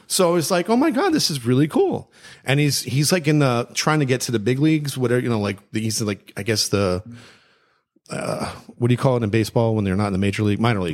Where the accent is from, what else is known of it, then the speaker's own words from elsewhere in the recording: Hollywood, Florida, United States; growing up in Hollywood